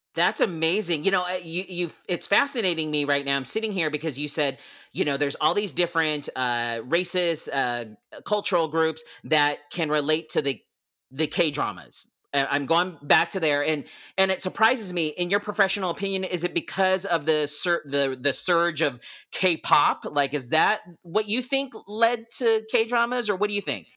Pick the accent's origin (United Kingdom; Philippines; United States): Philippines; I'm Filipino and I grew up watching P dramas or the Filipino dramas